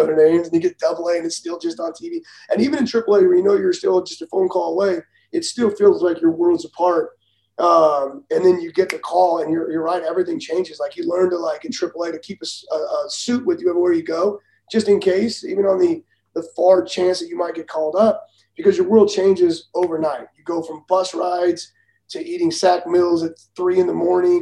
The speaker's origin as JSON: {"language": "English", "region": "Southern California", "country": "United States", "tie": "born or raised there", "said": "I grew up in Southern California"}